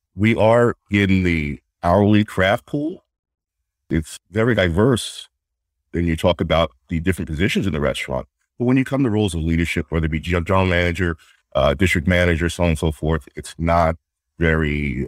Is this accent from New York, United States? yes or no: yes; New York City, New York, United States; moved away as an adult; now in Boston, United States; I grew up in uh, Queens, New York, uh, family house